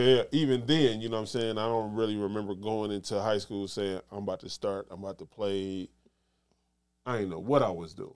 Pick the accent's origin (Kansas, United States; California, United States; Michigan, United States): Michigan, United States; Detroit; I come from Detroit